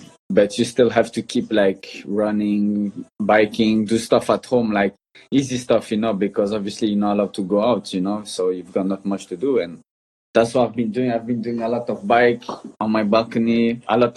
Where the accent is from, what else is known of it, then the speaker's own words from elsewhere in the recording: Brussels, Brussels-Capital Region, Belgium; now in Spain; I grew up in Belgium. That's where I'm born, in Brussels. And obviously, that's where I grew up as a little boy